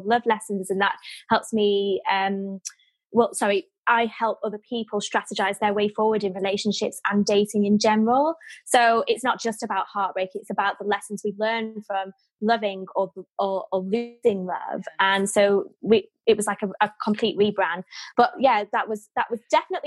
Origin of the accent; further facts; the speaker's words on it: Manchester, North West England, United Kingdom; moved away as an adult; now in London, United Kingdom; I'm Mancunian, very down to earth